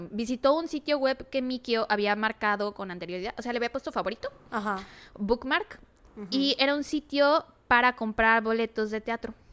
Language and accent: Spanish; Mexico; Tal vez porque soy mexicana.